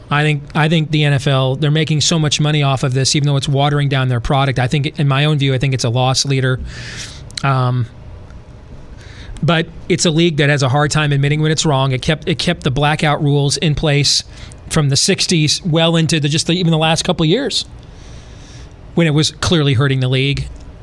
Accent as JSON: {"language": "English", "region": "California", "country": "United States", "tie": "born or raised there", "said": "I loved that when I was a kid growing up in California when my stepdad was in the Navy."}